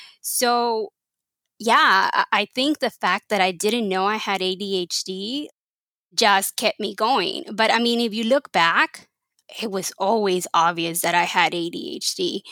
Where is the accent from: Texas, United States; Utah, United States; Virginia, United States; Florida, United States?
Texas, United States; born there; first language Spanish; English is a second language; And so obviously Spanish was my primary language and my only language till I was 10. But I was born in Texas